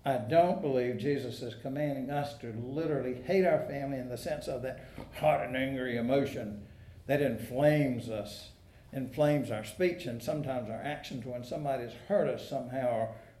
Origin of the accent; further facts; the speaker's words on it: South Georgia, United States; now in North Carolina, United States; When I was a little boy and my family drove up from South Georgia